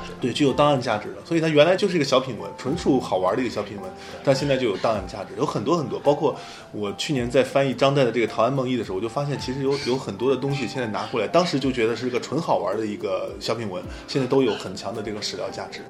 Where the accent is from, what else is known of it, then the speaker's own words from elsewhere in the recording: China; 我们中国人